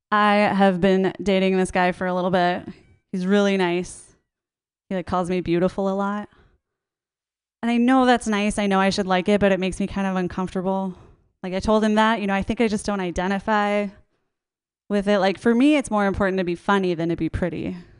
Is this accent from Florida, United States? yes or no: no; Minnesota, United States; I grew up in like a very Christian suburb in Minnesota